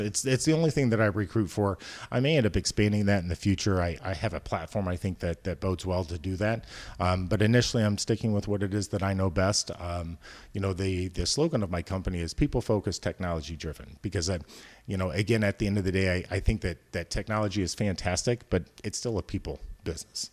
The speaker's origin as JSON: {"language": "English", "town": "Decatur", "region": "Illinois", "country": "United States", "tie": "born or raised there", "also_born_or_lived": "Chicago", "said": "those of us that are born and raised in the Midwest kind of grow up with a certain, uh, work ethic"}